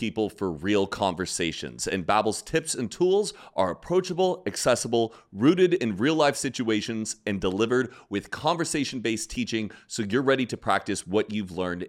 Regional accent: California, United States; I'm a Californian. We live in Los Angeles.

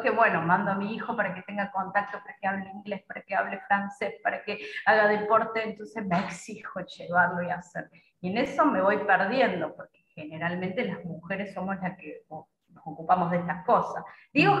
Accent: Córdoba, Argentina; moved away as an adult; now in Paraguay; Yo soy de Córdoba

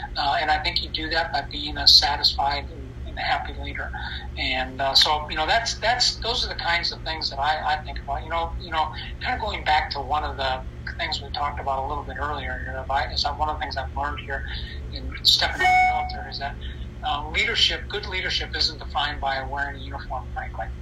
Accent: United States; as Americans and certainly as American military officers

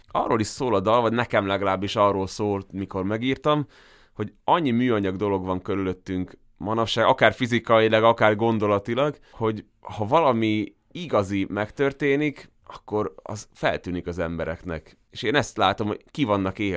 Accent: Veľký Meder, Trnava Region, Slovakia; also born or lived in Komárno; de hogy én már nagymegyerre születtem, engem már oda vittek haza.

